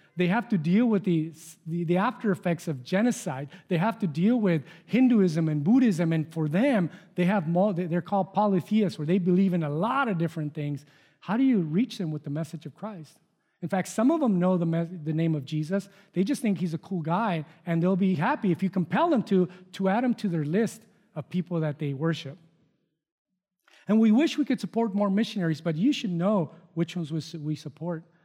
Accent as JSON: {"language": "English", "country": "Mexico", "tie": "born or raised there", "moved": "yes", "said": "I was born and raised in Mexico."}